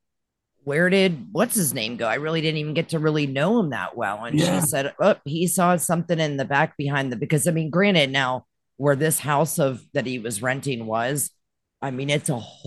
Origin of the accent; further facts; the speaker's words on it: Western Pennsylvania, United States; also born or lived in Florida; now in Tennessee, United States; I was born and raised in Western Pennsylvania. No stoplight in our town.